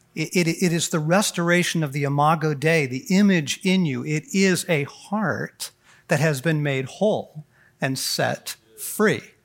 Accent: Southern California, United States; moved away as an adult; now in Colorado, United States; I was raised in Southern California.

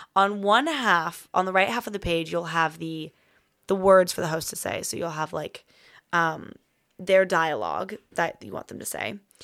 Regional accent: United States; accent: American; moved away as an adult; being American in a foreign country

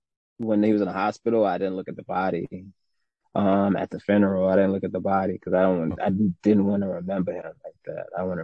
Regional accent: New York, United States; born or raised there; also born or lived in Jamaica

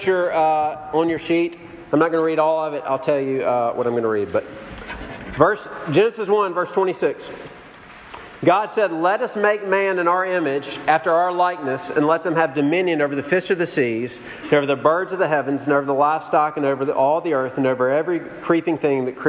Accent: Jackson, Mississippi, United States; moved away; I grew up in Jackson, Mississippi

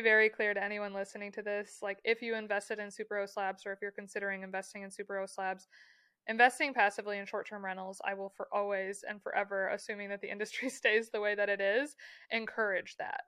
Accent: Michigan, United States; growing up in Michigan, you, like, have friends who have lake houses

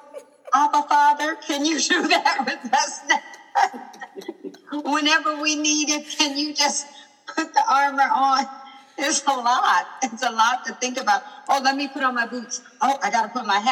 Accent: Illinois, United States; I grew up in the Midwest in Illinois

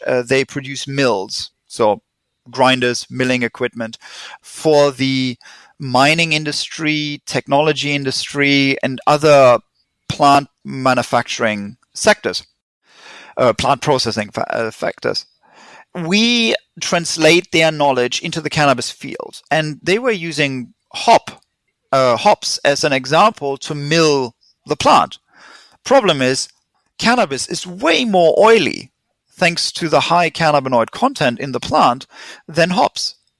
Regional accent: Germany; accent: German; English is a second language; moved away as an adult; also born or lived in England / Switzerland / California; now in Vancouver, Canada; I'm German. Tried to hide my accent, didn't help

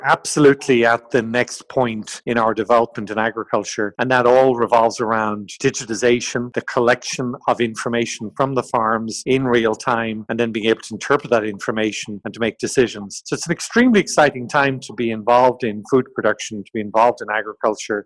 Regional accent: Ireland; moved away as an adult; also born or lived in France / Brazil / Italy; I grew up, as you can tell from my accent, in Ireland

